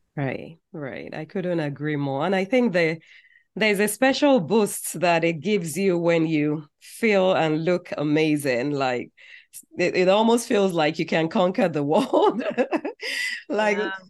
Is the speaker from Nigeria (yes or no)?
yes; Nigeria; growing up in Nigeria